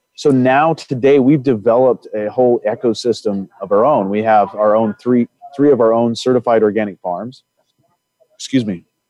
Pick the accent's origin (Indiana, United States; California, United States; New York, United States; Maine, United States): Indiana, United States; I come from Indiana, and in Indiana, there's a lot of family farms